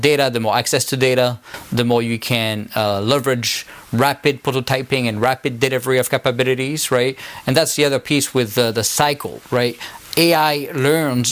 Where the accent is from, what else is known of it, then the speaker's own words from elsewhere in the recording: France; accent: French; now in United States; my French accent